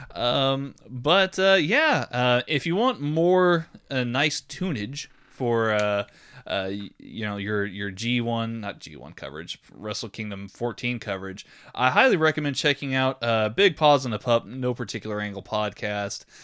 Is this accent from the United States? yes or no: yes; Texas, United States